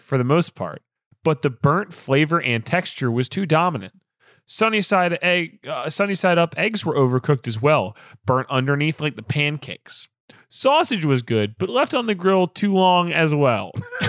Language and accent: English; Alabama, United States; this is the church I went to in growing up in Alabama was St. Lawrence.